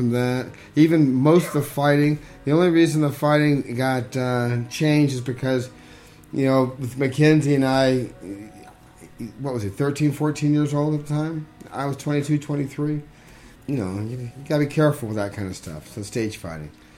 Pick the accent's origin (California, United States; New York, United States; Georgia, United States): California, United States; Northern; I was from Northern California.